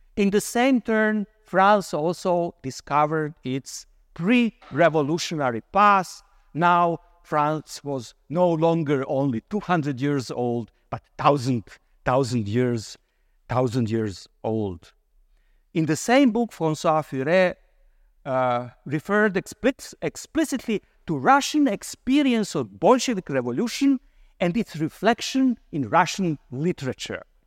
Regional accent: Croatia; moved away; I come originally from Croatia.

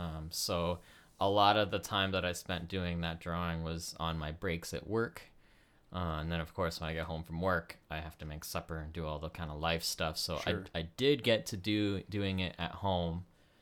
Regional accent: Connecticut, United States; born there; I'm actually, I was born in Connecticut.

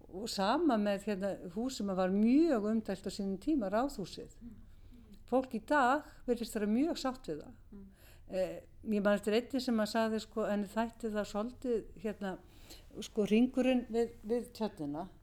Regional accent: Reykjavík, Capital Region, Iceland; Ég er uppalinn í Vesturbænum í göngufæri frá miðborginni

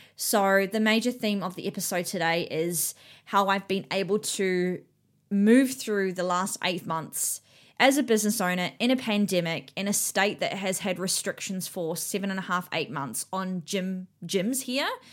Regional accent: New Zealand; now in Australia; I'm from New Zealand and I live here in Australia with my husband and my daughter, um, but my whole family still lives in New Zealand.

